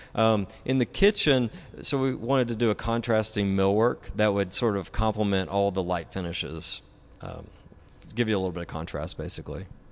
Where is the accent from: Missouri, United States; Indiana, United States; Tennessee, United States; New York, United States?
Tennessee, United States; moved away as an adult; now in Dallas, United States; I'm originally from Tennessee.